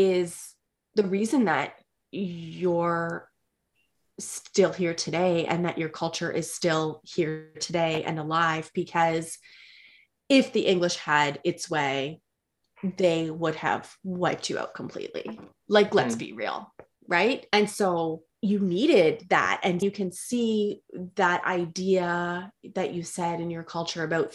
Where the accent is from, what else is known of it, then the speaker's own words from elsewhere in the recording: Canada; I'm Canadian. I live in Canada. I grew up in Canada.